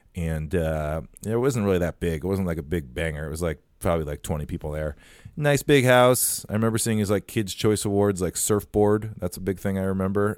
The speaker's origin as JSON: {"language": "English", "town": "Farmington", "region": "Minnesota", "country": "United States", "tie": "born or raised there", "also_born_or_lived": "Nebraska", "said": "fifteen minutes away from where I grew up in Farmington, Minnesota."}